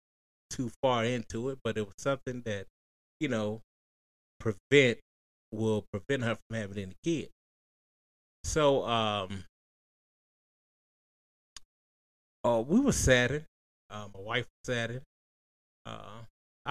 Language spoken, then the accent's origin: English; Tennessee, United States; we are from Tennessee